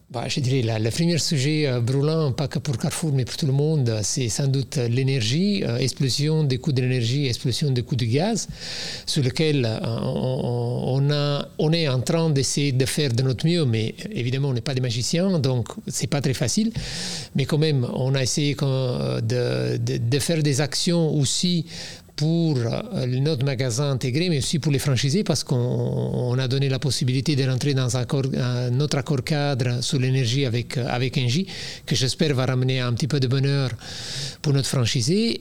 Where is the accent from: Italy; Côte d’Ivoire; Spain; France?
Italy; Naples, Campania; French is a second language; moved away as an adult; now in Belgium; je viens de Napoli